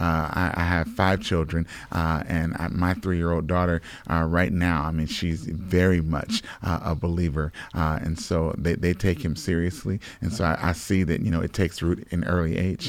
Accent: Ohio, United States; now in Orlando, United States; originally grew up in, in Ohio

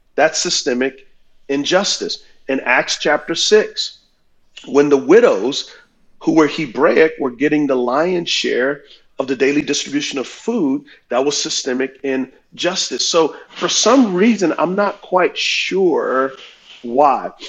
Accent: United States; I love being an American

